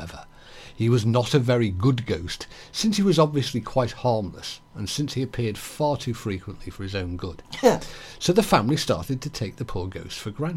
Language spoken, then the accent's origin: English; England, United Kingdom; I can say Crimmick even though I'm English